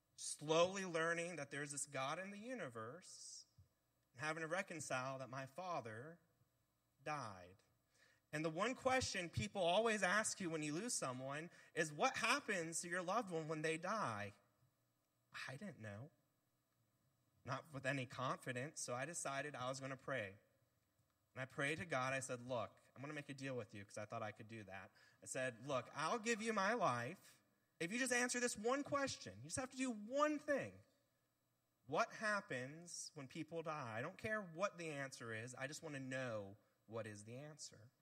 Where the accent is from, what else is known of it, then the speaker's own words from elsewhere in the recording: Bluffton, South Carolina, United States; I'm one of the few people who was born and raised in Bluffton, South Carolina